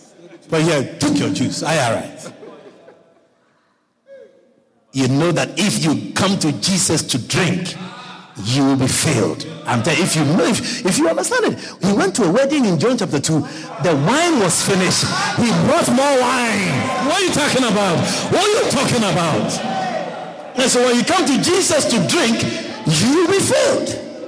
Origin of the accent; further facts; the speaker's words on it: Guyana; You know how Guyanese, we like Thanksgiving.